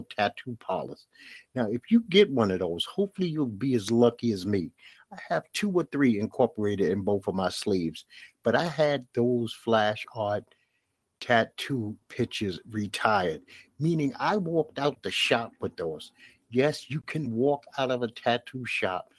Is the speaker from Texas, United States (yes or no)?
no; New York City, New York, United States; I'm from Bed-Stuy